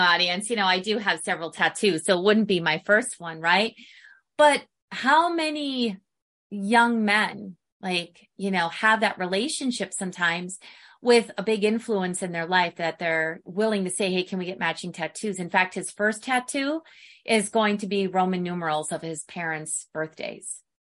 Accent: Midwest, United States; now in Arizona, United States; growing up in the Midwest

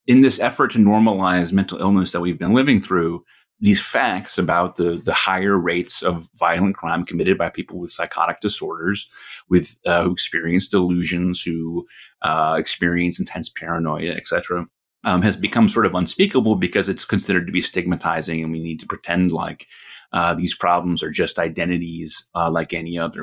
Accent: Connecticut, United States; I was living alone in this tiny apartment in my hometown in Connecticut

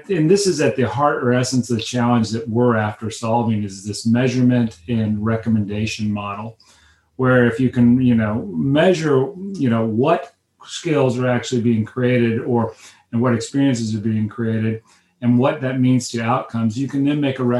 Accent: Midwest, United States; I was raised in the Midwest

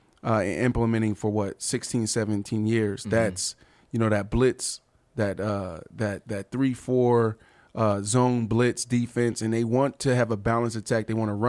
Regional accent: Pittsburgh, Pennsylvania, United States; I'm from Pittsburgh

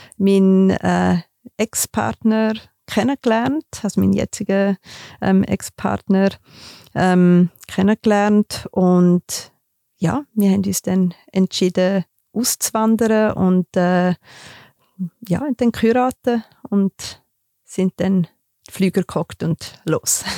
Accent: Graubünden mountains, Switzerland; Ich bin in den Bündner Bergen aufgewachsen

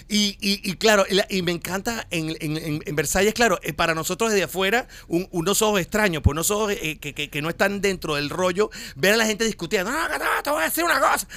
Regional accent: Venezuela; moved away as an adult; now in Miami, United States

